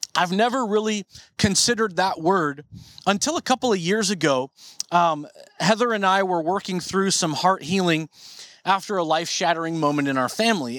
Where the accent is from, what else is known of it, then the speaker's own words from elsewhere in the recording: Marysville, Washington, United States; when I was a kid growing up in North Marysville